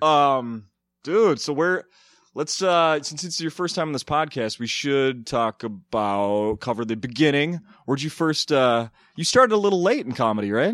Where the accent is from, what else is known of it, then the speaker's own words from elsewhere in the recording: Minnesota, United States; growing up in Minnesota